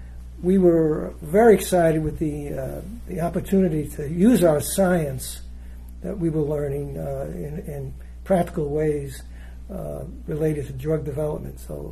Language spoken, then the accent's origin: English; New York City, New York, United States; moved away as an adult; also born or lived in Michigan; now in Wisconsin, United States; So I went to Columbia University College of Pharmacy in New York City, where I grew up.